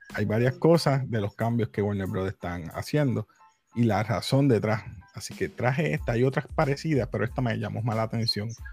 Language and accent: Spanish; Puerto Rico; yo soy latino, con orgullo, boricua